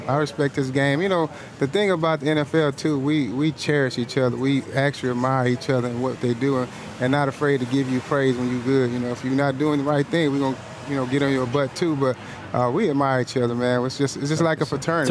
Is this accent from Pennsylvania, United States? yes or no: no; Galveston, Texas, United States; in Galveston, my hometown, where I'm originally from